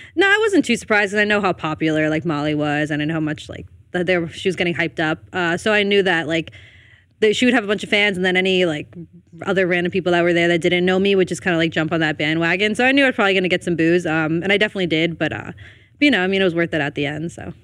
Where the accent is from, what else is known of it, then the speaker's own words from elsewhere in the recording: Elmwood Park, New Jersey, United States; I'm from Elwood Park, New Jersey.